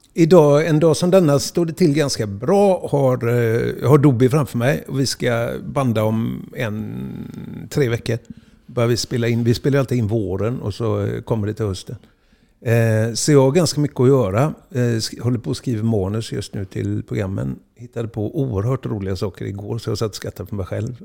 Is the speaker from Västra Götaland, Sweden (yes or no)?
yes; Gothenburg, Västra Götaland, Sweden; uppväxten är Huxbo och eh, allt, allt vad man blir är egentligen Huxbo.